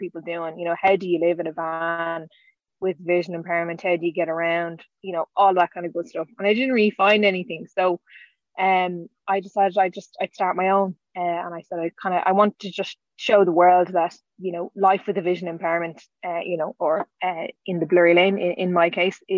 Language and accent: English; Dublin, Leinster, Ireland; I'm from Dublin in Ireland.